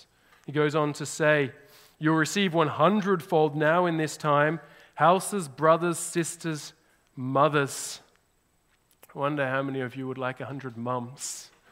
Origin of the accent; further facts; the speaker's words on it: Australia; now in Canada; now I'm not just an Australian, I'm more Canadian